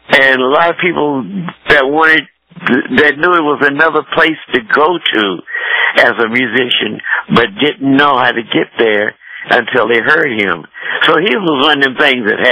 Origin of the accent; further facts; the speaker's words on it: Washington, District of Columbia, United States; moved away; the Howard Theater, which is in my old hometown